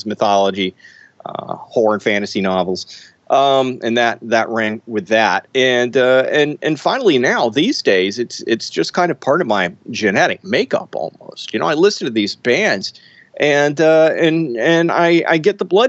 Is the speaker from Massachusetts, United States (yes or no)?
no; Mississippi, United States; I'm from Mississippi, fry up catfish